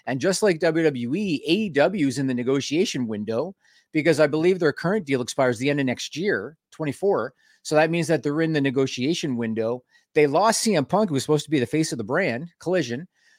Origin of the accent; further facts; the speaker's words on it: Canada; We're Canadian. You're supposed to be ready for that weather.